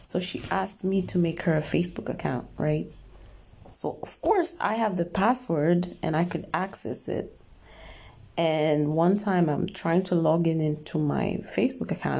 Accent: Kenya; moved away as an adult; now in Dubai, United Arab Emirates; I was born and raised in Africa, Kenya, and I've lived there for like 22 years and then I moved to Dubai

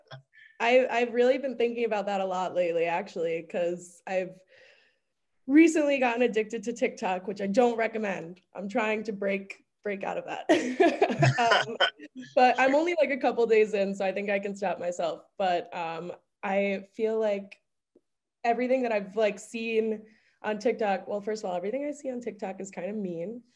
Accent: Westchester County, New York, United States; moved away as an adult; now in Minneapolis, United States; am from Westchester County

